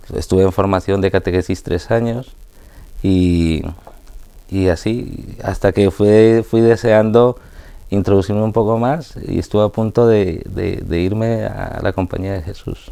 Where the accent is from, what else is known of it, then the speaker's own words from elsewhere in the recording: Colombia; de Colombia